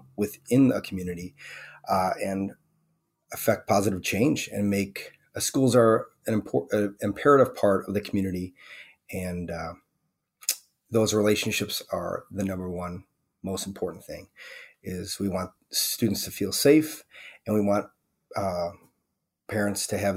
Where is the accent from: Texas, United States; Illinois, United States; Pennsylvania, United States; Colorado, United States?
Illinois, United States; Wauconda; also born or lived in Sycamore, Illinois; I grew up in Wakanda, Illinois, son of a firefighter and a career volunteer